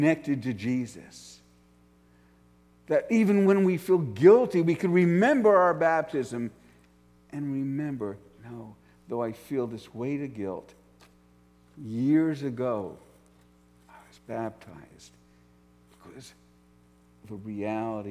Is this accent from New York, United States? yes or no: yes; New York, United States; I grew up in New York, right outside New York City